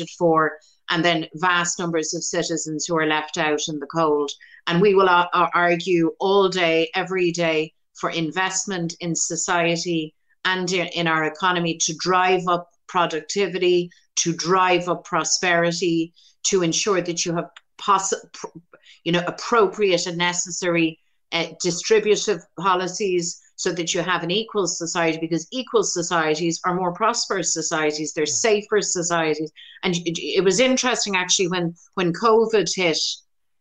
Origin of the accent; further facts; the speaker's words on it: Ireland; as an Irish Republican woman